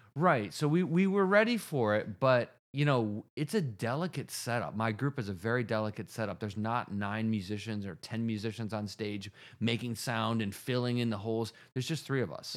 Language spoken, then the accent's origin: English; Rochester, New York, United States; Roberts Wesleyan College in Rochester, New York, my hometown